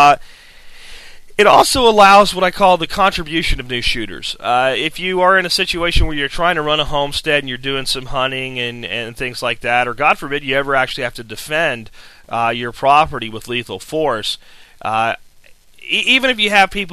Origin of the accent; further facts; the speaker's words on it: Pennsylvania, United States; moved away; where I grew up in Pennsylvania